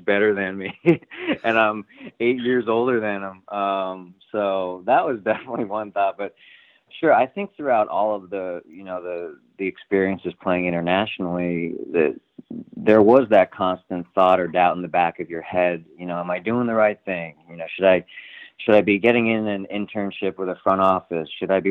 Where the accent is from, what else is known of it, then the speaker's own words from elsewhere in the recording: Pottsville, Pennsylvania, United States; I was from Pottsville